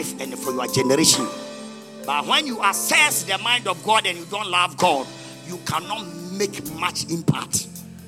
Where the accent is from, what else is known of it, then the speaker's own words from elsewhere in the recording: Ghana; English is a second language; also born or lived in Accra / Asante Mampong; Everybody knows me in my hometown with my Muslim name till today.